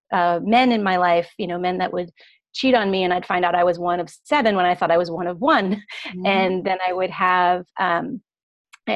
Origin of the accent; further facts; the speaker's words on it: Pennsylvania, United States; when I was growing up in Pennsylvania